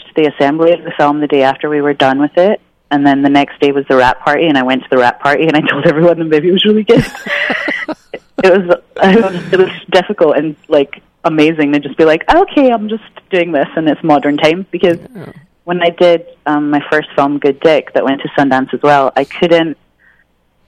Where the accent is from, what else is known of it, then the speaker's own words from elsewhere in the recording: Scotland, United Kingdom; I'm from Scotland